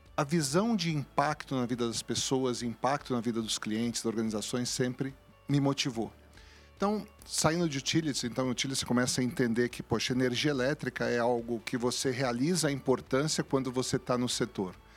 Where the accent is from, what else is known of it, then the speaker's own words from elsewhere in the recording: São Paulo, Brazil; also born or lived in Cruzeiro; viemos para São Paulo muito cedo é, e cresci em São Paulo